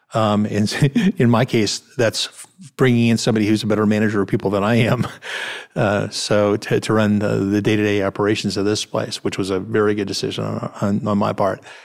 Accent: Cleveland, Ohio, United States; now in Memphis, United States; I grew up in Cleveland, Ohio, where there are a lot of people moving in and moving out all the time.

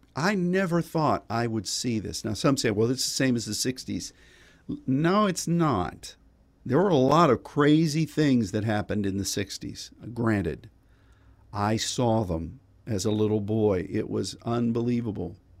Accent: Pittsburgh, Pennsylvania, United States; when I grew up in Pittsburgh

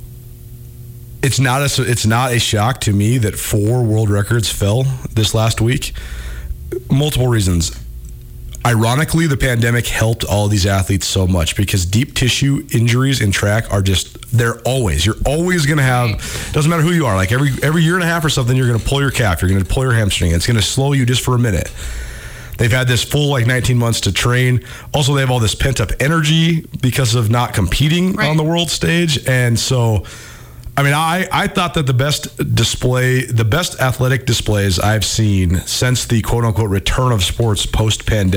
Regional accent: Missoula, Montana, United States; I grew up in Missoula

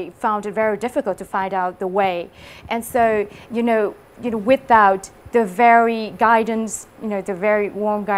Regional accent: Hòa Bình, Vietnam; English is a second language; moved away; I come from Huabing, and it is a mountainous area.

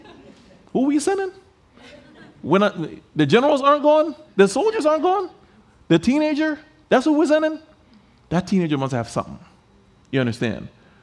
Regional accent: Liberia; I got a phone call from the country that I grew up in. I grew up in Liberia, West Africa.

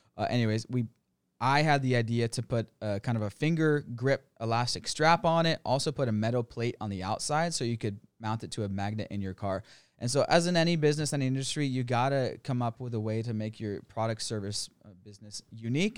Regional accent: United States; moved away as an adult; now in Thailand; America, went to college, corporate job

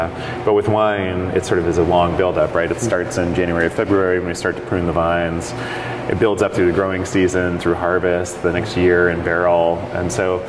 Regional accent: Oregon coast, United States; also born or lived in San Francisco; I grew up in Oregon, on the Oregon coast

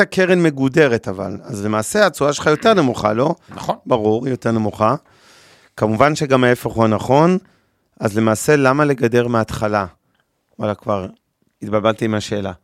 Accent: Israel; אנחנו ישראלים

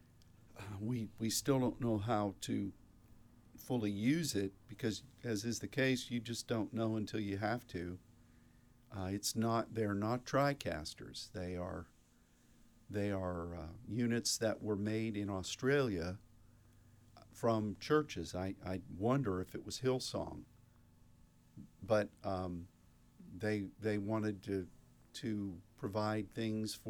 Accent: Pittsburgh, Pennsylvania, United States; When I was growing up in Pittsburgh

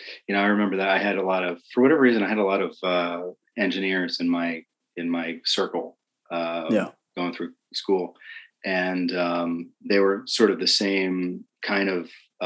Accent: New Jersey, United States; moved away as an adult; So we moved here from New Jersey about 7 years ago, and did not have any of that military, defense, space, anything where I came from.

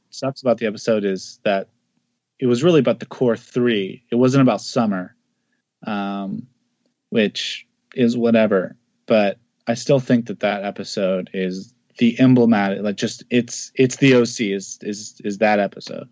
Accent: the Northwest, Pacific Northwest, United States; I'm from the Northwest

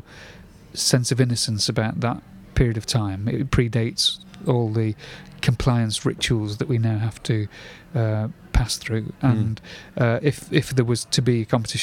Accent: Salford, North West England, United Kingdom; also born or lived in Bolton; now in Altrincham, United Kingdom; I was brought up in the posh part of Salford, Worsley, and made Altrincham my home when I finally left my parents' home when at the ripe old age of 26.

